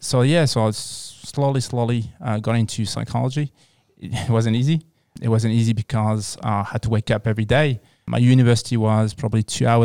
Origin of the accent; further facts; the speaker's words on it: France; So I was born and raised in France. So I just grew up in France, studied there.